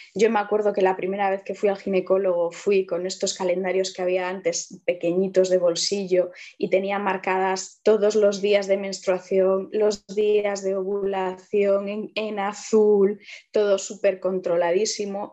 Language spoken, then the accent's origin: Spanish; Vigo, Galicia, Spain; moved away as an adult; now in Allariz, Spain; yo soy de Vigo, eh, ahora vivo en Ayariz desde hace unos años